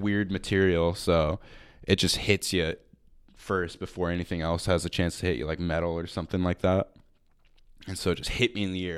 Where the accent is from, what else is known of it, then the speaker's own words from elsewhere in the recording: Marysville, Washington, United States; I'm from Marysville.